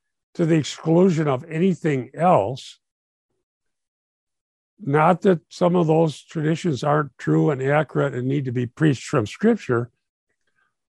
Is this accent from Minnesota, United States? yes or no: yes; Minnesota, United States; I'm from Minnesota